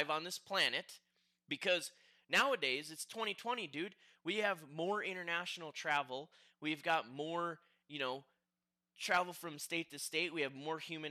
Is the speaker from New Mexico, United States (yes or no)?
no; Rhinelander, Wisconsin, United States; now in Las Vegas, United States; 9,000 people live in Rhinelander, my hometown